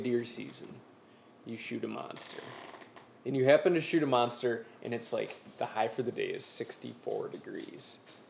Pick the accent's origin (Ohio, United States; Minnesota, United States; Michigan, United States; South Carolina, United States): Minnesota, United States; Mankato; my hometown, Mankato, Minnesota.